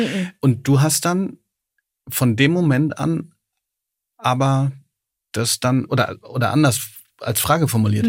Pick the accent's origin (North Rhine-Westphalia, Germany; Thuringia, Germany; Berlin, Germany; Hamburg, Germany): North Rhine-Westphalia, Germany; Ruhr area; ich bin im Ruhrgebiet aufgewachsen